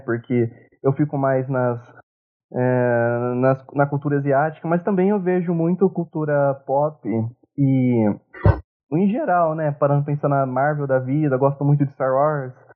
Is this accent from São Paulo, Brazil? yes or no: yes; Ribeirão Preto, São Paulo, Brazil; eu sou de Ribeirão Preto e do interior de São Paulo.